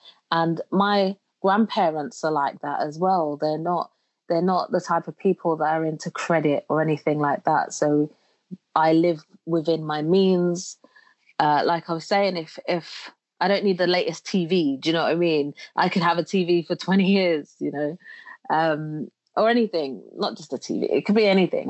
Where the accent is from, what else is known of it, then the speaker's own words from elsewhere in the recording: London, United Kingdom; also born or lived in Jamaica; I was born in London. And when I was 1 year old, I went to, my mum sent me to live in Jamaica with my grandparents. So I grew up in Jamaica until the age of 7, when I returned to the UK to reunite and live with my mum in London.